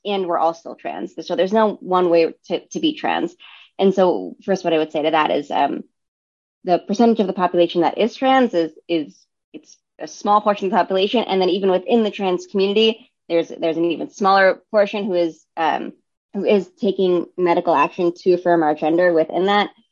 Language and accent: English; New York City, New York, United States; also born or lived in Brooklyn, New York; I grew up in Staten Island, which is in New York City